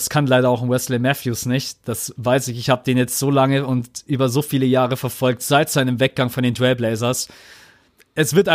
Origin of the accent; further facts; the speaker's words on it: Munich, Bavaria, Germany; bei uns in München